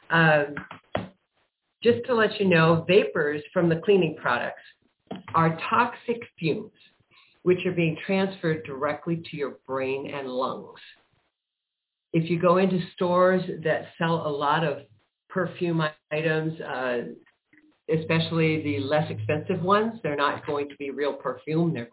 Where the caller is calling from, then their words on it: Prescott Valley, Arizona, United States; I am in Prescott Valley, Arizona.